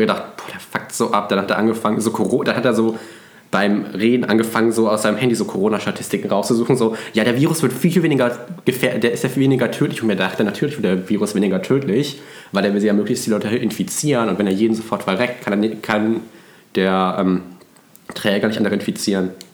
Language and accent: German; Cologne, North Rhine-Westphalia, Germany; ich komme ja aus einem Vorort von Köln